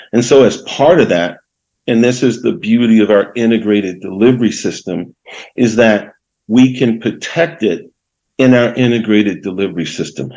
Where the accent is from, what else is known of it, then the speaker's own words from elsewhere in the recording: Baltimore, Maryland, United States; moved away; also born or lived in Northern California; growing up in Baltimore City